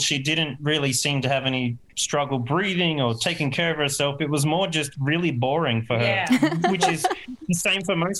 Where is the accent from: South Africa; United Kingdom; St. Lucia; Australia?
Australia; now in Brazil; me being Australian